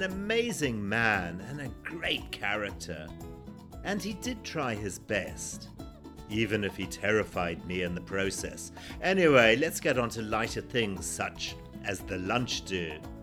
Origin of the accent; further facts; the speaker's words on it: Zimbabwe; a memoir about my life growing up in Zimbabwe, or formerly Rhodesia, in the 1960s and 70s